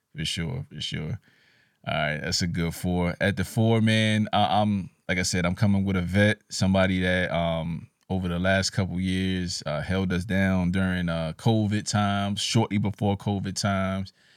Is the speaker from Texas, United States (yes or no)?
no; New York City, New York, United States; I'm from Brooklyn